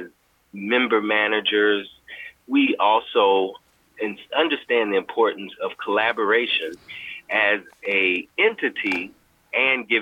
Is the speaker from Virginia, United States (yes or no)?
no; Chicago, Illinois, United States; I am a South Side of Chicago artist, born and raised on the South Side in the Rosemore area, which is near the Pullman District